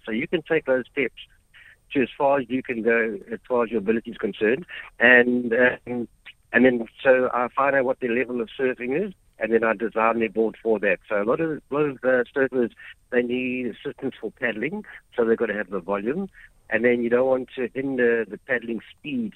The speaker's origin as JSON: {"language": "English", "town": "Durban", "region": "KwaZulu-Natal", "country": "South Africa", "tie": "born or raised there", "said": "I came from Brighton Beach. That's where I grew up and learned to surf."}